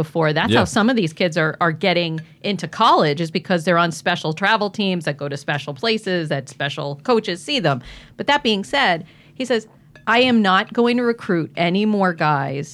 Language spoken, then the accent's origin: English; Mahopac, New York, United States; when I was growing up in Mayapack, New York